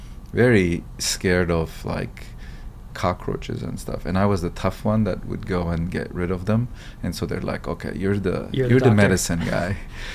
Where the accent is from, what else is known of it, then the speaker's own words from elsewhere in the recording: Beirut, Beirut Governorate, Lebanon; English is a second language; moved away as an adult; now in California, United States; So I'm of Armenian origin, and I was born in Beirut, Lebanon, and I was there for 18 years before I came to California.